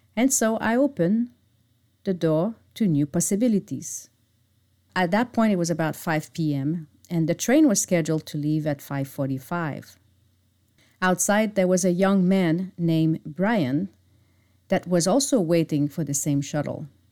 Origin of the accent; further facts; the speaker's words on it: Montreal suburb, Quebec, Canada; moved away; my hometown, which is located in the Montreal suburb